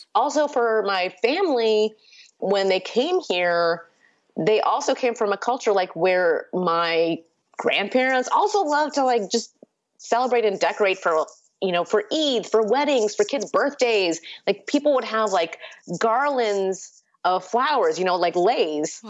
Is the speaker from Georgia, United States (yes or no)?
no; Batavia, Illinois, United States; first language Urdu; English is a second language; also born or lived in India; now in Chicago, United States; in my hometown, which was Batavia, Illinois